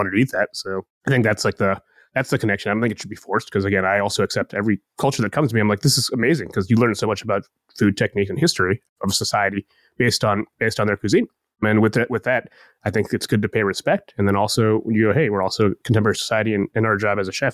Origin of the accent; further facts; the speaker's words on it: Columbus, Ohio, United States; My parents are from Bangladesh and I was born in Columbus